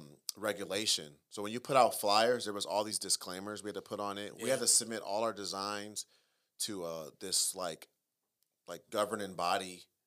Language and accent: English; Southern California, United States; I grew up in Southern, I was born in Southern California and raised in Southern California.